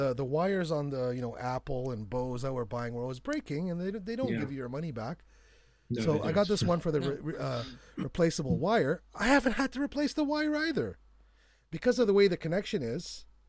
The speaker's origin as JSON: {"language": "English", "country": "Canada", "said": "I'm from Canada."}